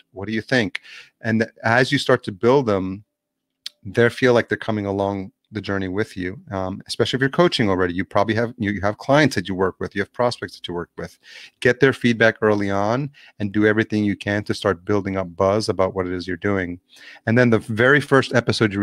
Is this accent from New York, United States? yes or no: yes; New York City, New York, United States; I grew up in New York City